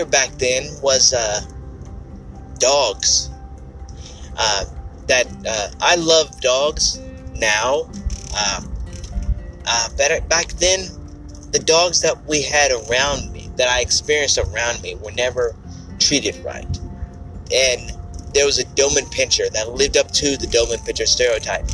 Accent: Ardmore, Oklahoma, United States; I remember the days of walking around the neighborhood of Martin Luther King Boulevard in my hometown of Ardmore, Oklahoma.

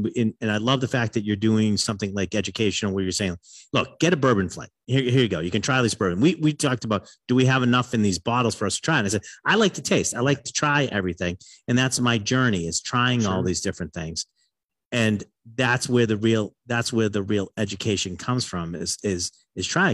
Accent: Massachusetts, United States; I'm a northern boy, and I grew up in Massachusetts

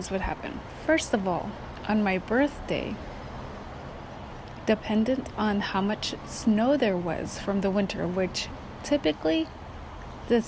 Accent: Kotzebue, Alaska, United States; moved away; It was a very unique childhood growing up in Kotzebue, and I didn't realize how unique it was until I, of course, moved out

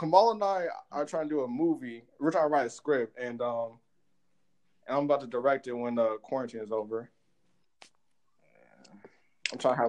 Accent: New Jersey, United States; also born or lived in St. Louis, Missouri; now in Ohio, United States; Born in Ohio, raised in New Jersey, lived in St. Louis for 2 years, back in Ohio.

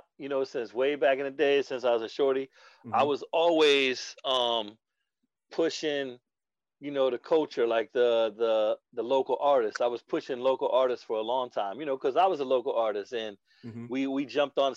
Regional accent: Tampa, Florida, United States; my hometown, Tampa

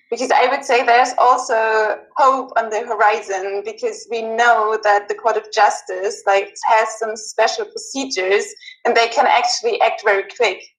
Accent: Germany; in Germany, my home country

